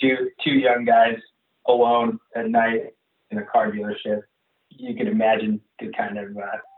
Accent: Winchester, New Hampshire, United States; born or raised there; moved away

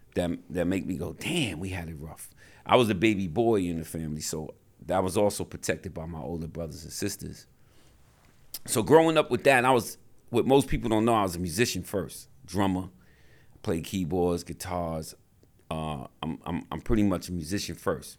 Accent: New York City, New York, United States; I grew up in the South Bronx

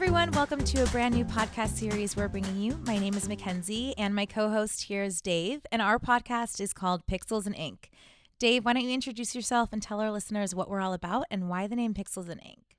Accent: Southern California, United States; I'm from Southern California

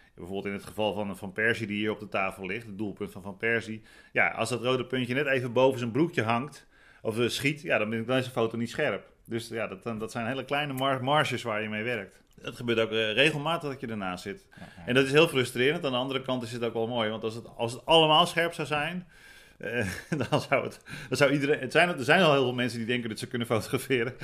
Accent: Rotterdam, South Holland, Netherlands; ik kom uit Rotterdam.

